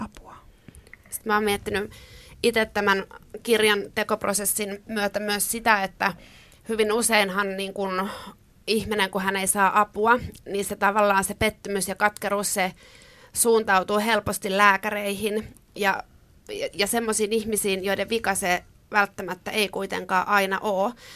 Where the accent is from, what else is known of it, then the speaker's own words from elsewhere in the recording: Ostrobothnia, Finland; mä oon kasvanut pienellä paikkakunnalla Pohjanmaalla